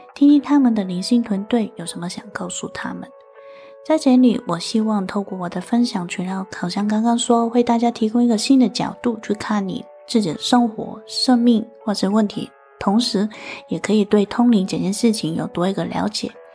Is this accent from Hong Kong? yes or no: yes; Hong Kong; 我是来自香港的